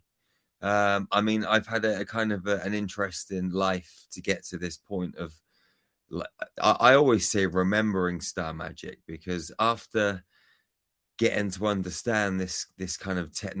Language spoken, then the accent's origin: English; United Kingdom; moved away; I'm from the UK, Kevin.